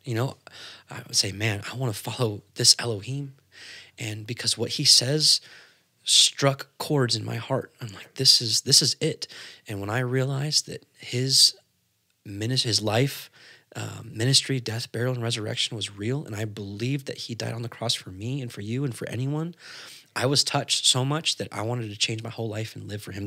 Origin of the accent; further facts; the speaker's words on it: California, United States; he moved out, uh, to California. That's where he met my mother, and, uh, I was born.